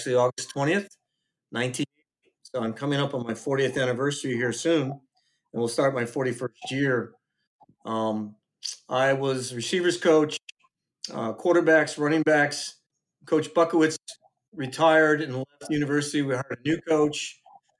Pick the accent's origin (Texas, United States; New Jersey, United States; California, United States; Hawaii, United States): Hawaii, United States; Waianae; moved away as an adult; my best friend, like my brother, growing up in Waianae together